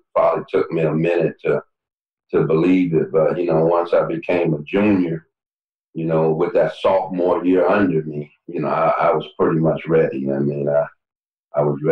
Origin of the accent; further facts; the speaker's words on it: Detroit, Michigan, United States; I'm from Detroit